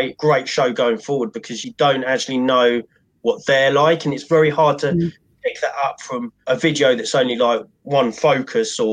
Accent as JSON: {"language": "English", "town": "Cambridge", "region": "East of England", "country": "United Kingdom", "tie": "born or raised there", "said": "I grew up in Cambridge, which is like a sort of an educational"}